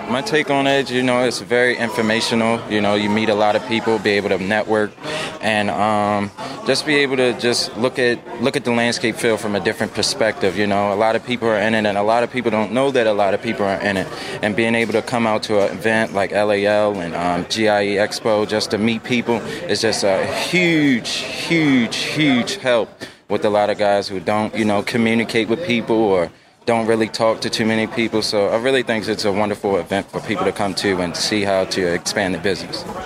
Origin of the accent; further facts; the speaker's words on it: Baltimore, Maryland, United States; I'm from the Baltimore, Maryland area